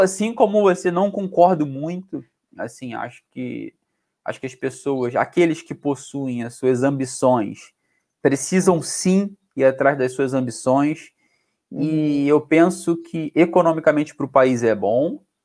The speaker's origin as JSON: {"language": "Portuguese", "region": "Rio de Janeiro", "country": "Brazil", "accent": "carioca", "moved": "yes", "lives_now": "Portugal", "said": "eu que sou do Rio"}